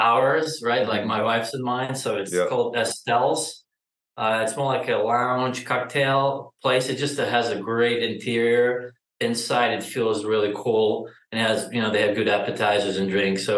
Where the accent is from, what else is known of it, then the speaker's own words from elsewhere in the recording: Ukraine; moved away as an adult; now in Austin, United States; I'm originally from Ukraine, and like my initial experience go back to probably 2006 or 7 when I done some deals back home with my dad